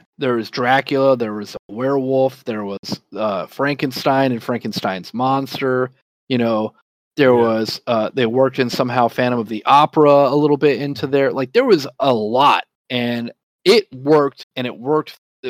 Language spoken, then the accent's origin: English; Alaska, United States; I grew up in Alaska.